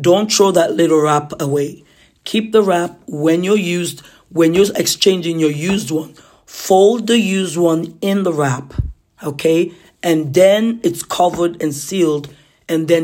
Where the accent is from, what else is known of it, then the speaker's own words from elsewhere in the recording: Nigeria; now in Ottawa, Canada; Boarding house for us growing up in Nigeria